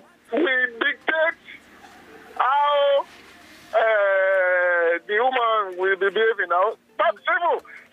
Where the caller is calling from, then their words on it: Ikorodu, Lagos, Nigeria; I'm calling from Ikorodu.